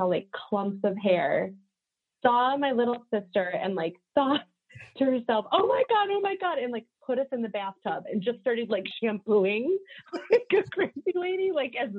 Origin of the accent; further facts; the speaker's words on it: suburbs of Chicago, Illinois, United States; also born or lived in Solon, Ohio / Cupertino, California; And then in 95, I moved to the suburbs of Chicago. So I've been here the longest. So this is home